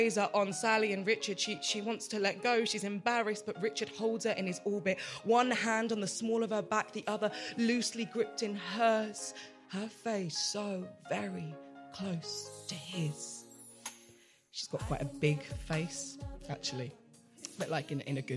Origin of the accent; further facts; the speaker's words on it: Watford, East of England, United Kingdom; now in Birmingham, United Kingdom; I grew up in Watford